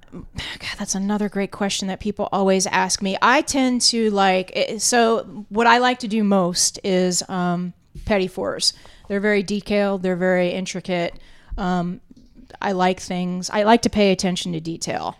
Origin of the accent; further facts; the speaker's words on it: South Florida, United States; I grew up in South Florida, spent a lot of time down in, in Key West